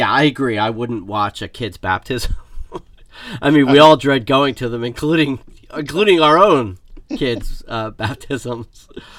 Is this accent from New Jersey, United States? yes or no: yes; Marlton, New Jersey, United States; I grew up in Marlton.